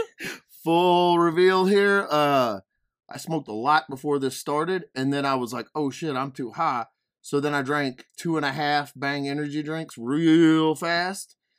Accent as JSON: {"language": "English", "town": "Denham Springs", "region": "Louisiana", "country": "United States", "said": "I'm from Denham Springs, Louisiana"}